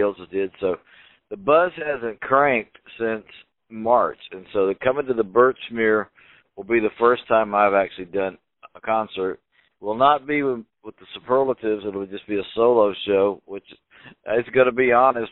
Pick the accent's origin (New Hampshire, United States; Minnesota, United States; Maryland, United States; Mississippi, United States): Mississippi, United States; Philadelphia; my hometown